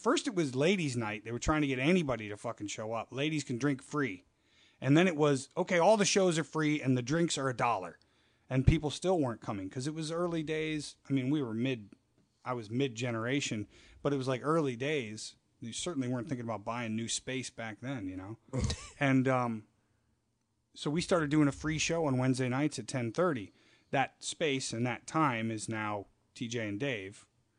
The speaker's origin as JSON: {"language": "English", "region": "Florida", "country": "United States", "tie": "born or raised there", "also_born_or_lived": "Minnesota / Chicago", "moved": "as an adult", "said": "I grew up in Florida. I'm born in Minnesota."}